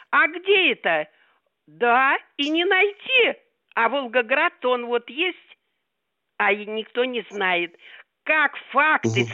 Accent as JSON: {"language": "Russian", "town": "Nizhny Novgorod", "region": "Nizhny Novgorod Oblast", "country": "Russia", "moved": "as an adult", "lives_now": "Novosibirsk, Russia", "said": "Я вообще из Нижнего Новгорода, а с 51 -го года живу в Новосибирске по приказу Сталина приехали, работали на оборонку."}